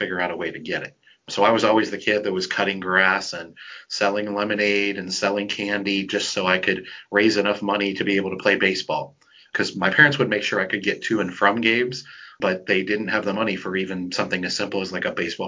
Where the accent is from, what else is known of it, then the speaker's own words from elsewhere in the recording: Flint, Michigan, United States; I grew up in Flint, Michigan, which is a pretty rough area in the United States.